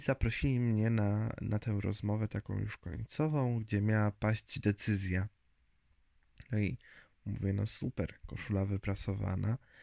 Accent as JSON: {"language": "Polish", "town": "Zgierz", "region": "Łódź Voivodeship", "country": "Poland", "tie": "born or raised there", "also_born_or_lived": "Lublin", "moved": "as an adult", "lives_now": "near Radom, Poland", "said": "Ogólnie wychowałem się i mieszkałem pod Łodzią. Z punktu widzenia mapy to nad Łodzią, w Zgierzu"}